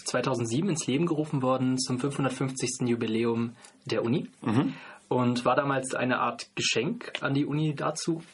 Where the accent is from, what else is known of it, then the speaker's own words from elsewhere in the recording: North Rhine-Westphalia, Germany; now in Freiburg, Germany; komme aber ursprünglich aus Nordrhein-Westfalen